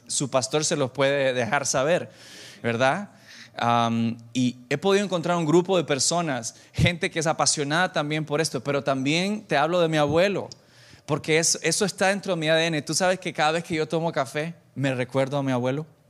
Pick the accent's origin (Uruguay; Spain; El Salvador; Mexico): El Salvador; moved away; also born or lived in Santa Ana, El Salvador; yo tengo 38 años, soy salvadoreño